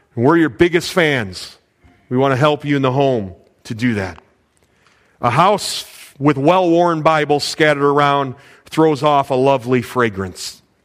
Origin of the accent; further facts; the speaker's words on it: Illinois, United States; I was born in Illinois